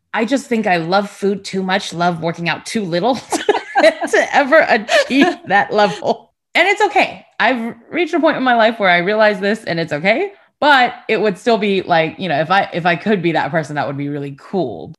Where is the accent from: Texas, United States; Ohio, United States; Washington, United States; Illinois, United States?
Texas, United States; Houston; also born or lived in California / Taiwan / Sugar Land, Texas; I grew up in Houston and Sugarland as well